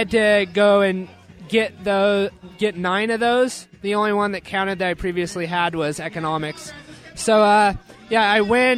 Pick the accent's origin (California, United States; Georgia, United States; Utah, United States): Utah, United States; Salt Lake City; I was born and raised in Salt Lake